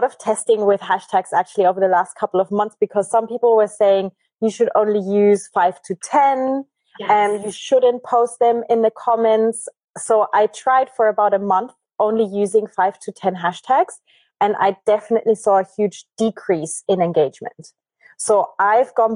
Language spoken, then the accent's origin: English; Germany; moved away; also born or lived in Argentina; I'm from Germany originally, but okay. I left 12 years ago. So I'm a bad German.